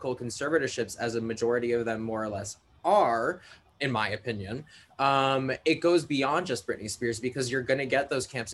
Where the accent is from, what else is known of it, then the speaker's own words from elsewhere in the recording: Long Island, New York, United States; Where I grew up on Long Island